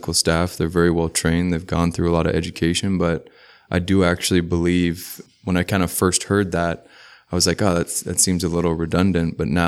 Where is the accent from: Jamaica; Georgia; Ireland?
Jamaica; Kingston, Surrey; now in Seattle, United States; So I'm originally from Kingston, Jamaica, but I moved to Seattle when I was relatively young. And I basically would consider myself from Seattle, but from Jamaica.